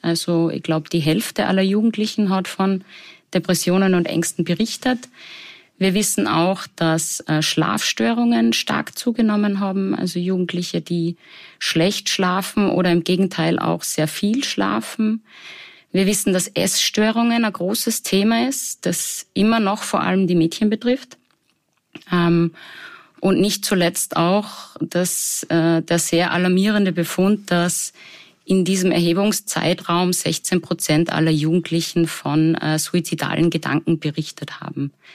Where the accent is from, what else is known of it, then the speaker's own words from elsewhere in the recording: Salzburg, Austria; Ich komme ursprünglich aus Salzburg